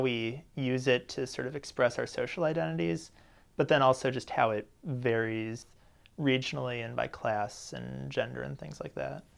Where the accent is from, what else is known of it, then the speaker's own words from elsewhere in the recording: St. Louis, Missouri, United States; I'm from Saint Louis